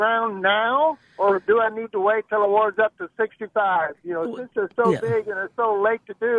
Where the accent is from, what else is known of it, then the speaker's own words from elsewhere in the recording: Chula Vista, California, United States; moved away; Raised in Chula Vista. I still got a lot of kin folks in La Jolla and that whole area back there.